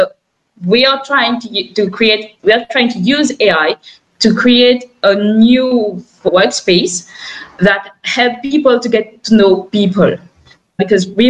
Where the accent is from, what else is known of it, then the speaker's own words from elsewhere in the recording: Mauritius; now in France; me and Nabil, we're from Mauritius